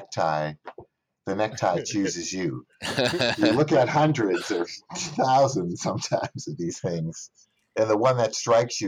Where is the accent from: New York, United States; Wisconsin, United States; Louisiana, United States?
Louisiana, United States; New Orleans; my hometown, New Orleans